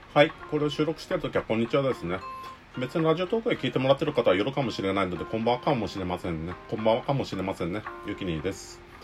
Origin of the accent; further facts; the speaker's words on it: Okinawa, Japan; accent: Okinawan intonation; 僕はもう生まれも育ちもうちなですね。